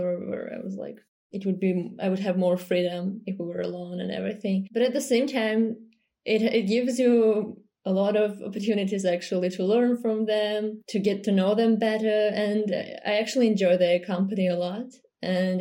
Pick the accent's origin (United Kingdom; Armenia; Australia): Armenia; Yerevan; moved away as an adult; now in Moscow, Russia; I was born and raised in Yerevan